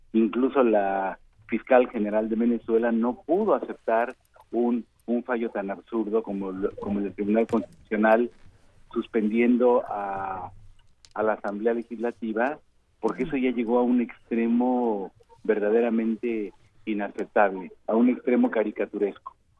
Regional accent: Mexico; vengo de México

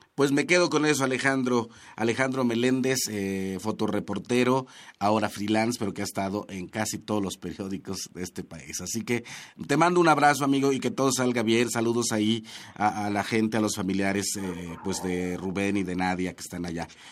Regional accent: Chicontepec, Veracruz, Mexico; moved away; yo soy de Chicontepec, de la Huasteca Veracruzana, zona náhuatl

